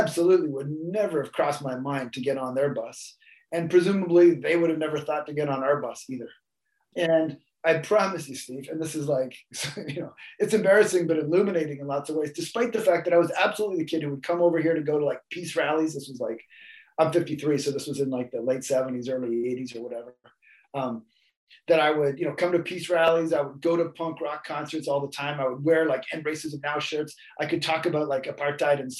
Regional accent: Vancouver Island, Saanich Peninsula, British Columbia, Canada; I grew up on Vancouver Island on Sachem territory on the west side of the Standish Peninsula, pretty much in the middle of nowhere

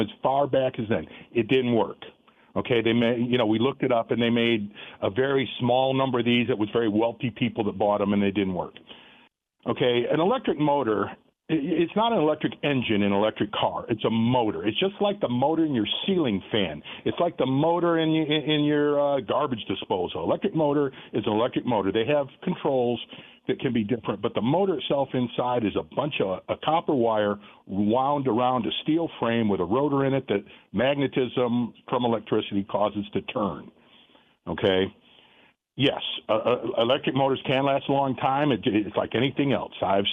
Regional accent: Michigan, United States; moved away as an adult; now in Florence, United States; I'm originally from Michigan. I was born and raised there. I left when I was 18 years old.

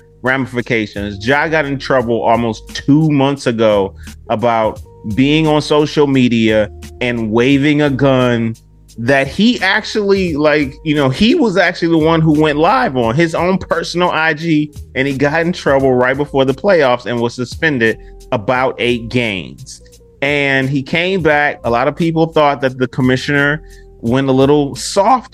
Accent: Detroit, Michigan, United States; now in Memphis, United States; y'all know I'm from the D. Y'all know I'm from Detroit

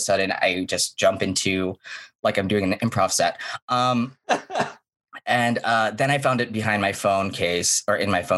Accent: Hawaii, United States; moved away; I'm from Hawaii

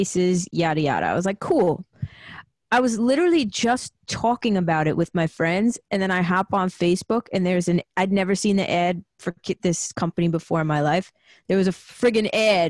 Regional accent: Long Island, New York, United States; born and raised Long Island, New York

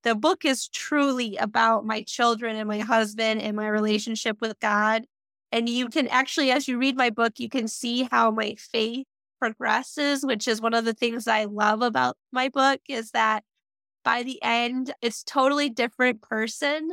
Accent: Muskegon, Michigan, United States; moved away; my hometown Barnes & Noble

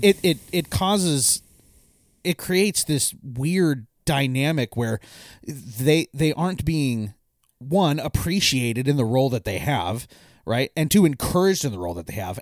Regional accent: Eastern Washington, United States; When I grew up in Eastern Washington

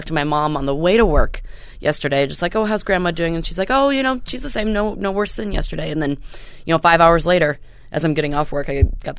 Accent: Tulsa, Oklahoma, United States; I'm from Tulsa, Oklahoma.

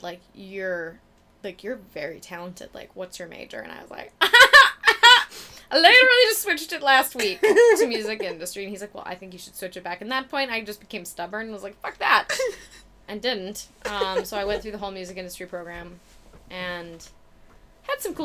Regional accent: Minnesota, United States; moved away; I'm from Minnesota

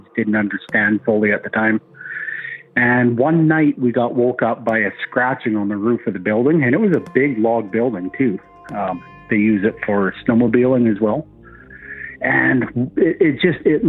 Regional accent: northern Ontario, Canada; now in Alberta, Canada; I grew up in northern Ontario

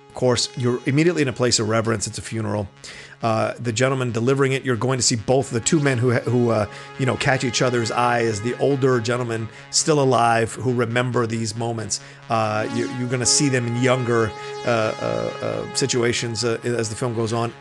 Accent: United States; an American like me

